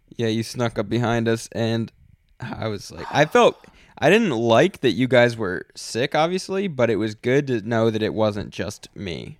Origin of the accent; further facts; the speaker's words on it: United States; we're American